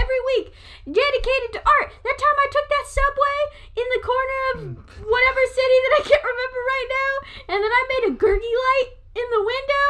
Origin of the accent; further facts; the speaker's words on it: California, United States; moved away; And so, I'm from California.